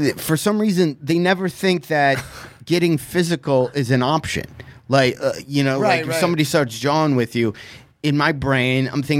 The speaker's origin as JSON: {"language": "English", "town": "Detroit", "region": "Michigan", "country": "United States", "tie": "born or raised there", "said": "Yeah, I grew up in Michigan."}